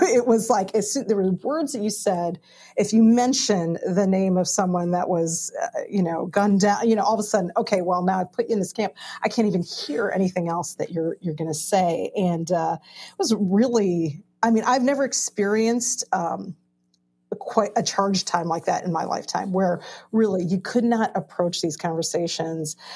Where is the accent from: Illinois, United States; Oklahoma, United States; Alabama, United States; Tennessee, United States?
Illinois, United States; Chicago; I grew up in Chicago